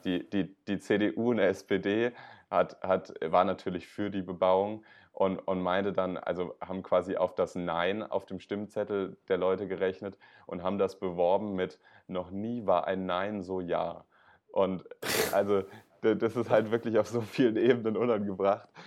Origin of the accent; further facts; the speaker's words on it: Berlin, Germany; ich als Berliner